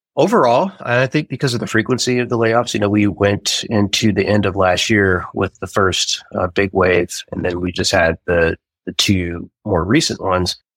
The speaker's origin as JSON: {"language": "English", "region": "Southern California", "country": "United States", "tie": "born or raised there", "also_born_or_lived": "Cleveland, Ohio", "said": "right around the time I turned like eight or nine is when I moved to Southern California."}